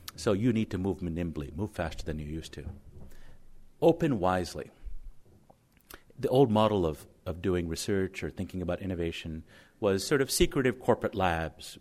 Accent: Connecticut, United States; my home state of Connecticut

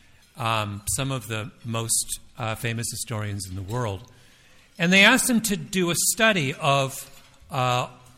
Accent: Toronto, Ontario, Canada; I'm from Toronto

